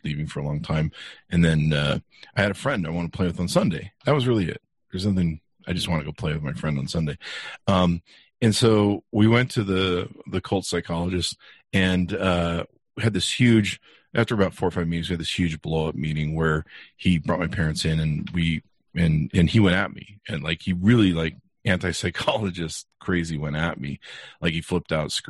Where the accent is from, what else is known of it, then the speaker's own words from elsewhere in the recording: Beverly Hills, California, United States; now in Utah, United States; I grew up in California on nice cars in Beverly Hills